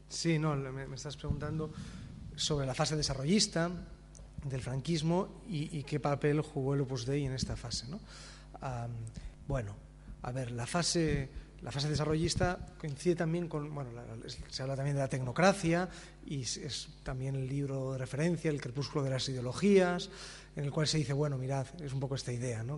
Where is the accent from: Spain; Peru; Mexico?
Spain